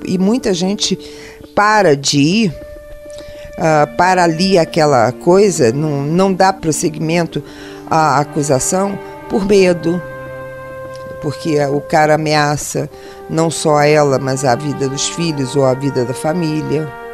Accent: Rio de Janeiro, Brazil; eu sou carioca, do Rio de Janeiro, nascida na Laranjeiras, criada na Lapa e criada em Santa Teresa num colégio interno de freiras

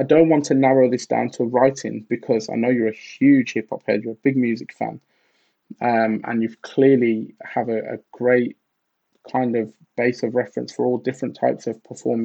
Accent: Birmingham, West Midlands, United Kingdom; growing up in Birmingham in England

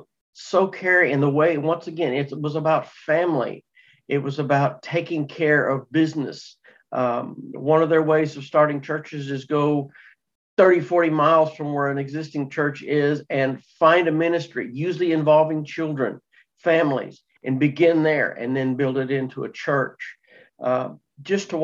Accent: Texas, United States; moved away; I'm originally from Texas, so I told them that's where I came from.

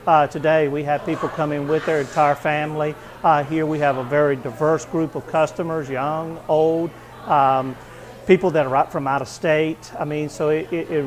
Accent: Eastern North Carolina, United States; also born or lived in Oregon; I'm originally from Eastern North Carolina

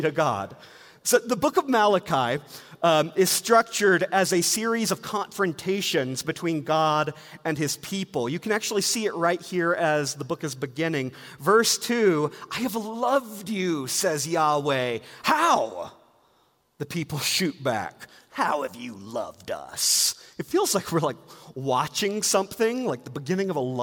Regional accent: Georgia, United States; I grew up in Georgia, and my grandparents had a lake house in the North Georgia Mountains

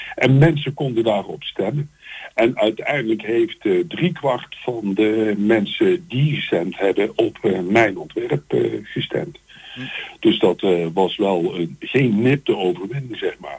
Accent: Eindhoven, North Brabant, Netherlands; ik kom dus uit Eindhoven

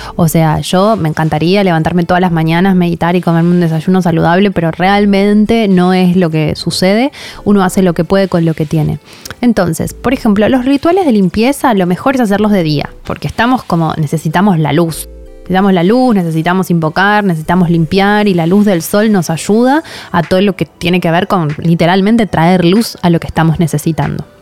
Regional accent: Argentina

